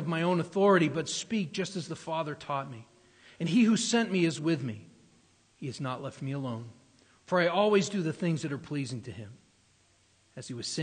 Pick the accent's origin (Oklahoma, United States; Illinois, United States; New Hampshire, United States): New Hampshire, United States; moved away; I grew up in New Hampshire